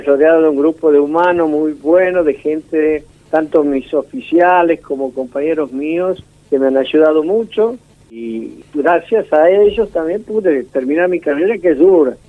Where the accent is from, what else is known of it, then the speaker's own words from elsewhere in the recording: Santiago del Estero, Argentina; moved away as an adult; also born or lived in La Rioja; yo estoy en la capital de Santiago del Estero, nací aquí, después seguí la carrera militar, conocí todo el país